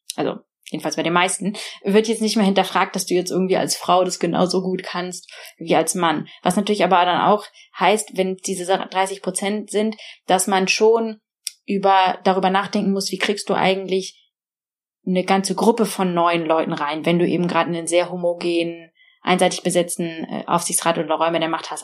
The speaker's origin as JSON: {"language": "German", "country": "Germany", "moved": "as an adult", "lives_now": "Oxford, United Kingdom", "said": "Englisch war nicht meine meine Muttersprache und ich konnte auch nicht so besonders gut Englisch und ich war auch schon durch dieses deutsche System sehr geprägt"}